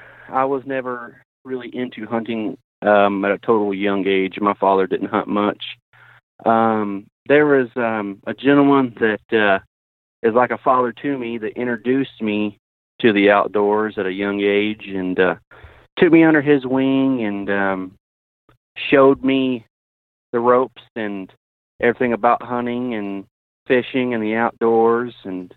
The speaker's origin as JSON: {"language": "English", "town": "Ada", "region": "Oklahoma", "country": "United States", "tie": "born or raised there", "said": "Yeah, I'm from South Central Oklahoma, a little town called Ada. I work at a Ford dealership, service advisor there. I've lived here all my life"}